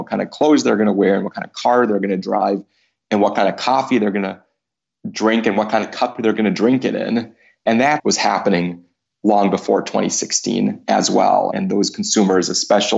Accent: United States

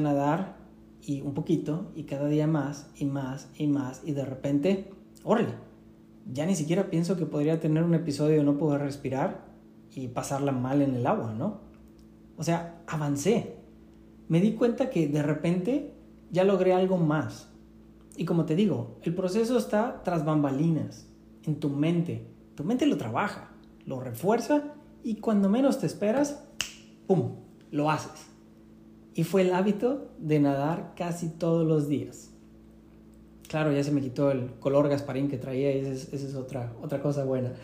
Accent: Tampico, Tamaulipas, Mexico; yo aprendí en la playa, en Tampico, de donde yo soy

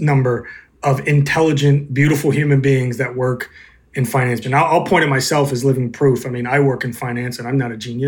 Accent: the South, United States; I grew up in the South

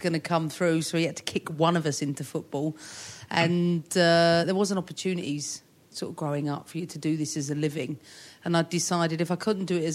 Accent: London, United Kingdom; I'm from, just up the road. Somerstown, north part of that.

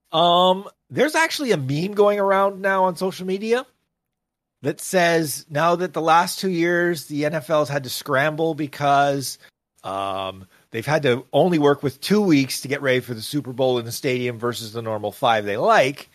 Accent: Canada; I say this as a Canadian

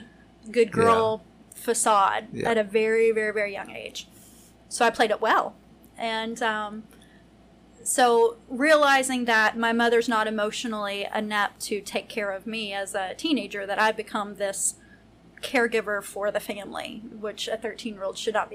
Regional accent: Lexington, Kentucky, United States; I'm from Lexington.

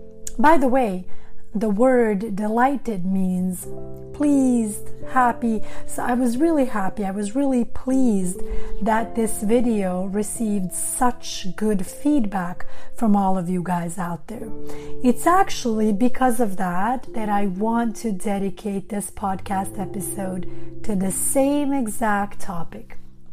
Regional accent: Sweden; also born or lived in Montenegro; now in Los Angeles, United States; But Actually, I was born in Montenegro, former Yugoslavia, and when I was 10 years old, my family and I immigrated to Sweden.

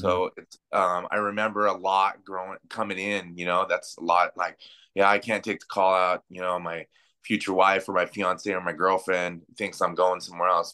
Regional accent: Pinyon Hills, California, United States; also born or lived in Pasadena, California / Covina, California; my mom moved me with my, up to my grandparents' house in Pinyon Hills, California, by Feeland Wrightwood Ski Resort up in that area.

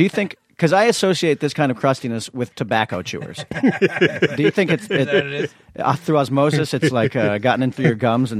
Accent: United States; Hey, I was born here. I am American.

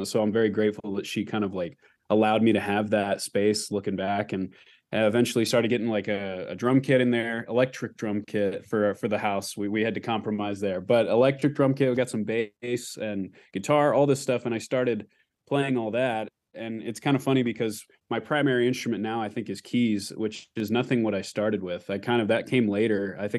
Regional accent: Anchorage, Alaska, United States; also born or lived in Texas; So I grew up in Anchorage, Alaska, and that's kind of where I was born, and then kind of spent some time between Alaska and Texas.

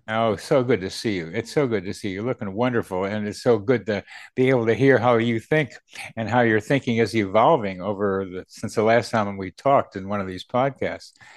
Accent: Charlottesville, Virginia, United States; Charlottesville, my hometown

